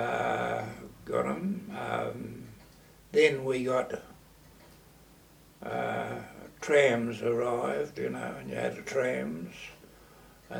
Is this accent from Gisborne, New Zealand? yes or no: yes; Gisborne, New Zealand; I came from Gisborne. And, early life was very good.